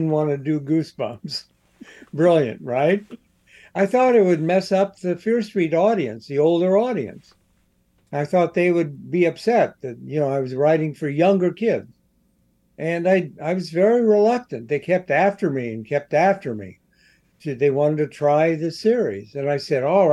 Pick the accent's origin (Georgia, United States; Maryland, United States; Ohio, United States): Ohio, United States; Columbus; I was a kid in the 50s, and I grew up in Columbus, Ohio